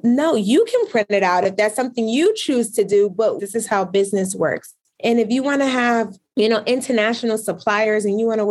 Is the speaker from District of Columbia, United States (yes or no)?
no; Brooklyn, New York, United States; now in Albany, United States; I am from Brooklyn, New York. We did not grow up with a lot of money.